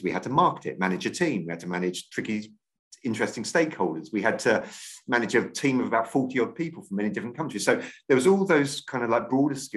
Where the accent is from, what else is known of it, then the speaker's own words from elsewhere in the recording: Maidstone, South East England, United Kingdom; also born or lived in London / Lesbos, Greece; I grew up down in Kent. So I went to Maidstone Grammar School